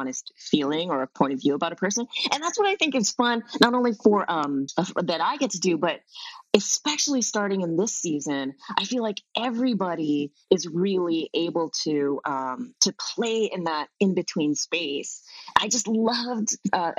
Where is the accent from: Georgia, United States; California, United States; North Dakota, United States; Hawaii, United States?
Hawaii, United States; moved away; because I grew up in Hawaii